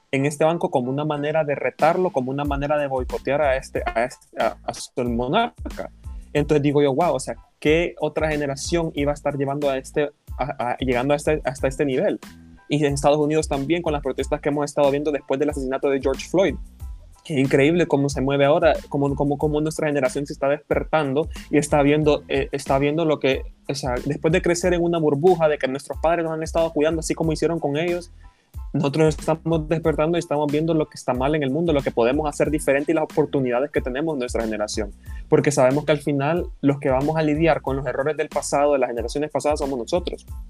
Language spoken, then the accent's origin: Spanish; Honduras; somos nosotros los hondureños